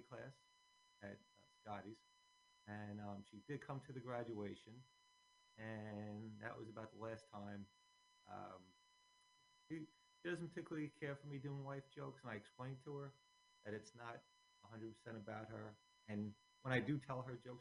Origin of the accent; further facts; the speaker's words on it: Bayonne, New Jersey, United States; also born or lived in Staten Island, New York; I grew up in Bayonne